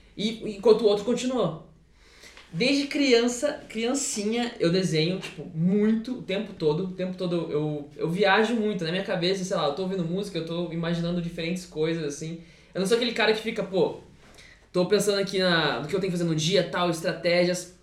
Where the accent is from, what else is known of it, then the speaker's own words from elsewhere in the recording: Taquarituba?, São Paulo, Brazil; eu sou de Tararé, que é uma cidade pequena lá de São Paulo